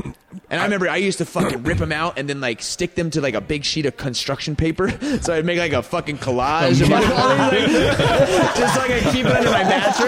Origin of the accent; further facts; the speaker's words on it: Indian Springs, Nevada, United States; I lived in Indian Springs, Nevada. I grew up, born and raised in Indian Springs. So it's 20 miles north of Las Vegas.